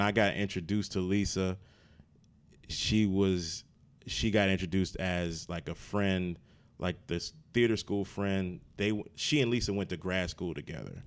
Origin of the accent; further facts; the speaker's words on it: Maryland, United States; now in New Jersey, United States; I'm from Maryland